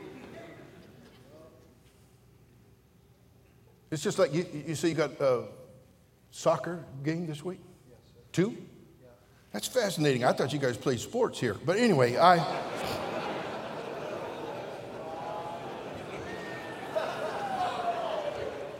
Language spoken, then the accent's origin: English; Pittsburg, California, United States; I was born in Pittsburgh over here in the East Bay